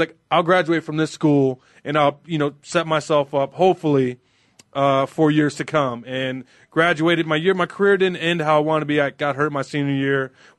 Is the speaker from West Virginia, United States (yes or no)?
no; Chicago, Illinois, United States; also born or lived in Wilmington, Illinois; now in Arizona, United States; Well, I was born and raised in Chicago, Illinois. I moved out to Wilmington, a small town, about 4,400 people, when I was a freshman in high school.